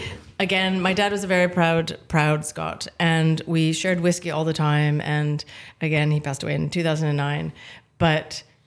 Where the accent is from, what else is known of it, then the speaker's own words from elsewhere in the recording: Lachute, Quebec, Canada; moved away as an adult; also born or lived in Japan; now in Speyside, United Kingdom; my hometown, which is La Chute, Quebec in Canada.